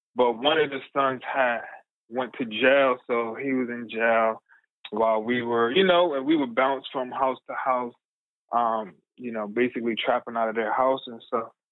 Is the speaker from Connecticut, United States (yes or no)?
yes; New Haven, Connecticut, United States; I'm from New Haven, Connecticut. Um and it's the area in New Haven called the New Hallville section um, of our town